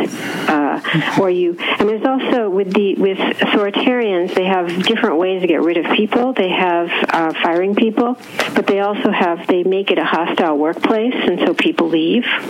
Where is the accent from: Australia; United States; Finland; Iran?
United States; Southern California; I myself grew up in California